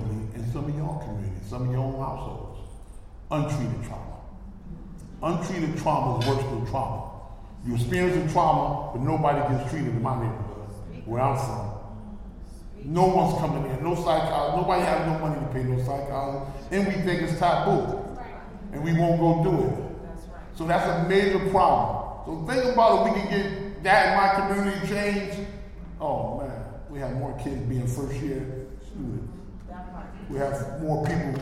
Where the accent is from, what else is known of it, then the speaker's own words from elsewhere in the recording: New Haven, Connecticut, United States; I'm from New Haven